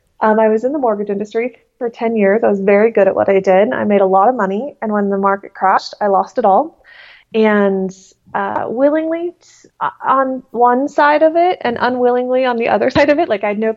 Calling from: Hook, South East England, United Kingdom; Today I'm in London. I'm actually in Hook Haunts, or Hook, Hampshire, which is about an hour outside of the city.

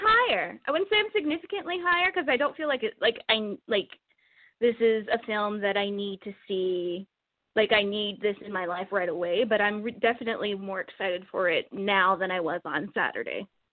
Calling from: Edmonton, Alberta, Canada; I'm calling from Edmonton, Canada.

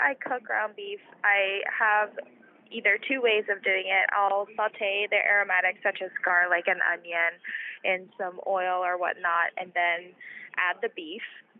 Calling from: Pittsburgh, Pennsylvania, United States; I live in Pittsburgh, Pennsylvania.

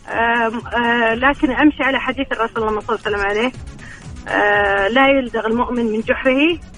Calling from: Riyadh, Riyadh Province, Saudi Arabia

